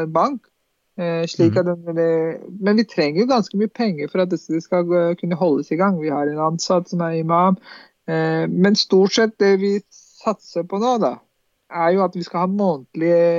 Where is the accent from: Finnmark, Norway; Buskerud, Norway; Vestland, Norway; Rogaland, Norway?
Buskerud, Norway; Drammen; Vi er jo ikke bare en del for muslimene, vi er drammensere, vi er nordmenn.